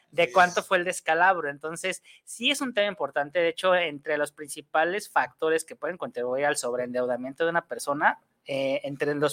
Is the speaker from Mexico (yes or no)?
yes; Mexico; hay un, mal hábito que tenemos como mexicanos para hacer las cosas